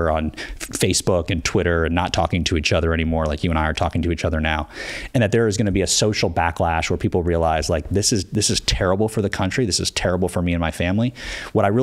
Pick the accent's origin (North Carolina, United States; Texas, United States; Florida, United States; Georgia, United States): Florida, United States; we're from Florida